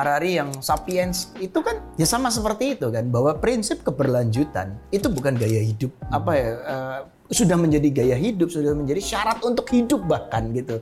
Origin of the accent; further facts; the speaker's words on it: Java, Indonesia; saya tumbuh besar di Jawa saya bukan orang Jawa